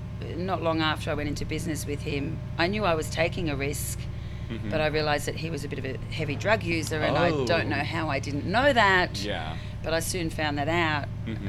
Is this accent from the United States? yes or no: no; Australia; Okay. Well, I'm from Australia. … from Australia.